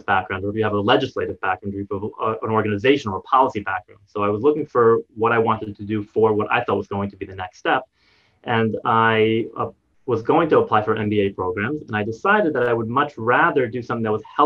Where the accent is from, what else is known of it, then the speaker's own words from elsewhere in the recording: United States; moved away as an adult; also born or lived in New Jersey / New York; now in Paradise Valley, Arizona, United States; I grew up in on the East Coast in New York, New Jersey